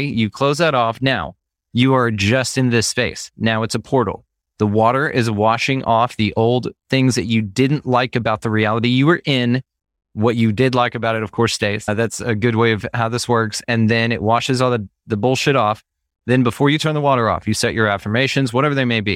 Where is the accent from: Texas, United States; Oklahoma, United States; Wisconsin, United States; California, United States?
Texas, United States; I'm from, born and raised in Texas